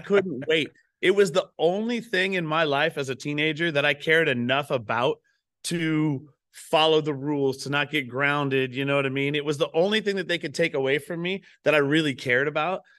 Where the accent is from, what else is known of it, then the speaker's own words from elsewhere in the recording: Pacific Northwest, United States; I grew up up here in the Northwest.